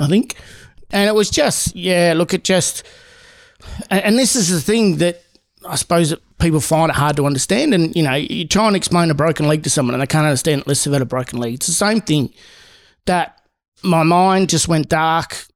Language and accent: English; Seymour, Victoria, Australia; also born or lived in Darwin / Sydney; I grew up in a very small town my dad was really well known and popular